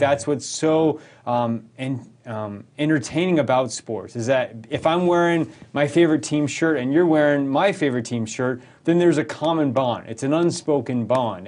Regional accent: rural Colorado, United States; moved away as an adult; now in St. Louis, United States; I grew up in rural Colorado. I lived there eighteen years

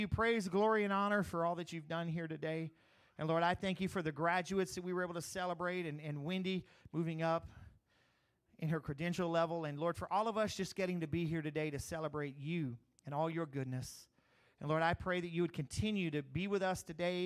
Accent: Crowley, Louisiana, United States; also born or lived in Eunice, Louisiana; when I grew up in Crowley

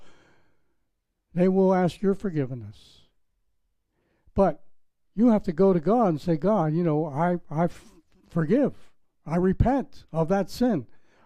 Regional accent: Pittsburgh, Pennsylvania, United States; moved away; also born or lived in Palm Beach, Florida; I was from Pittsburgh, Pennsylvania

